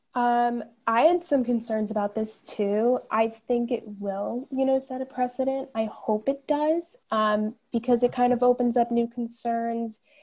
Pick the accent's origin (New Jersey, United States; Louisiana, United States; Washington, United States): New Jersey, United States; I am from New Jersey. I live down in Monmouth County